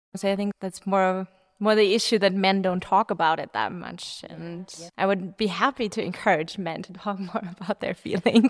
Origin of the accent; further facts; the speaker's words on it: Munich, Bavaria, Germany; I'm from Munich.